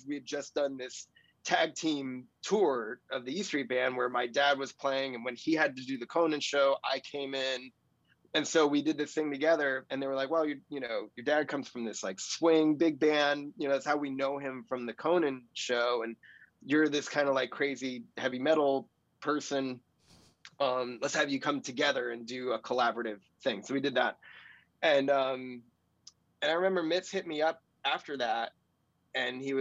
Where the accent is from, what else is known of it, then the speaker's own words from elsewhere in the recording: New Jersey, United States; I was born and raised in New Jersey